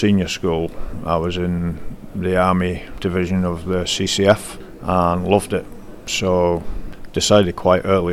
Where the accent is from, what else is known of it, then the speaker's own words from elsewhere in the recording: Scotland, United Kingdom; now in Lancaster, United Kingdom; Originally I'm from Scotland. I live now in Lancaster.